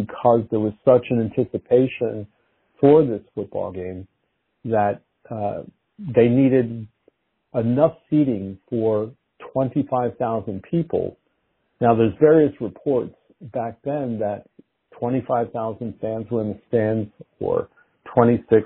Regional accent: Phoenixville, Pennsylvania, United States; Phoenixville, Pennsylvania Big Red team that we spoke about earlier. That's my hometown

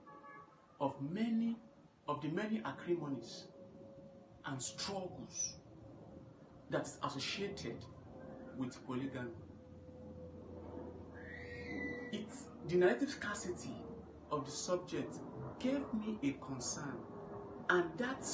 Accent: Ochagbe Village, Cross River, Nigeria; from Ochagbe Village in Africa 2, Cross River State, Nigeria. I live all through in Nigeria. I can categorically tell you that growing up here

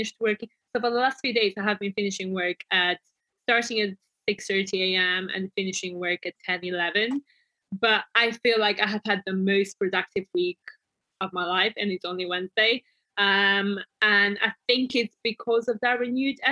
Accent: Bulgaria; moved away; products from my home country

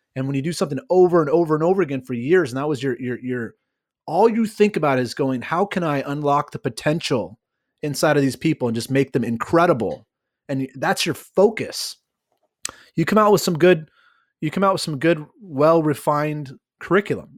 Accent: California, United States; I I uh, am born and raised in California

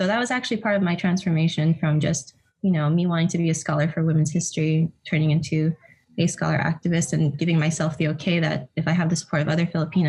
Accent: California, United States; we were both from California.

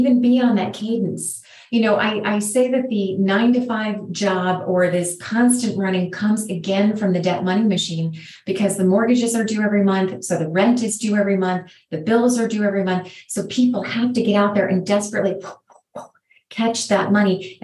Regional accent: United States

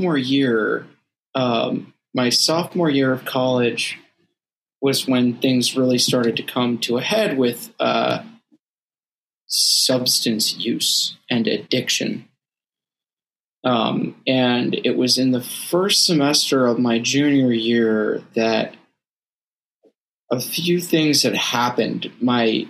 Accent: Northeast, United States; I grew up in the Northeast

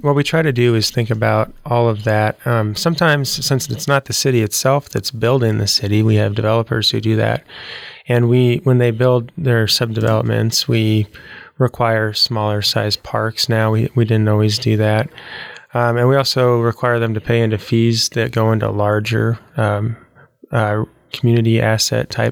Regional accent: Kearney, Nebraska, United States; I grew up in Kearney, Nebraska

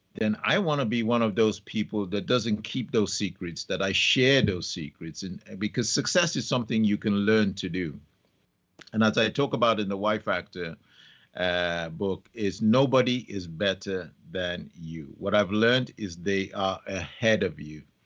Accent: Nigeria; also born or lived in London; I was six weeks old when my parents took me to Nigeria, and I was brought up in Nigeria.

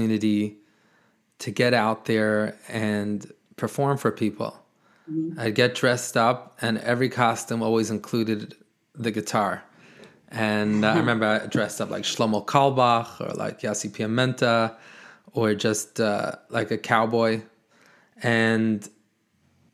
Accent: New York City, New York, United States; I am born and raised in Brooklyn, New York

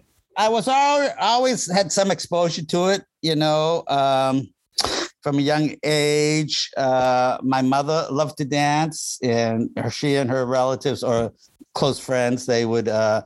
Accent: Boston, Massachusetts, United States; moved away as an adult; also born or lived in Somerville, Massachusetts / New York City / San Francisco Bay Area; I grew up in the Boston area, Massachusetts, New England, and I lived many places. I lived in New York City, as I was just mentioning, 17 years.

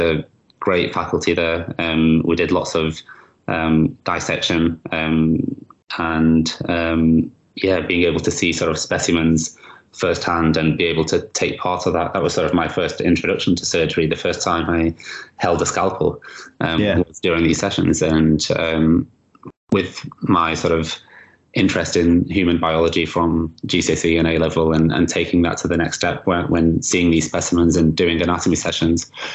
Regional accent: Manchester, North West England, United Kingdom; in Manchester, in my hometown

